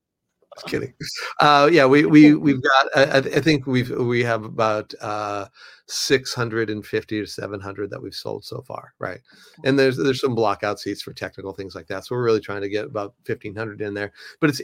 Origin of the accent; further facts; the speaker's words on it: Los Angeles, California, United States; now in Nashville, United States; I've been doing since I moved here to Nashville 9 years ago. I came from Los Angeles and wanted to get involved in the creative community here.